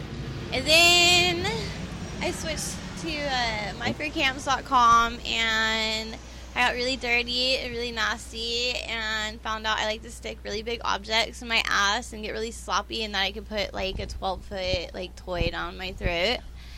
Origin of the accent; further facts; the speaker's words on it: Austin, Texas, United States; I'm from Texas, from Austin, Texas.